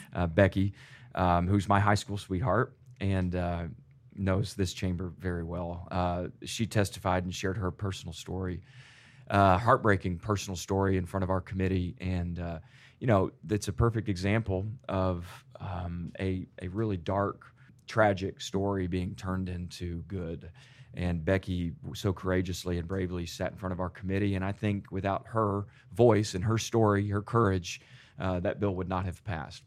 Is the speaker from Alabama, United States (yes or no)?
no; Plano, Texas, United States; growing up in Plano schools just twenty, twenty-five years ago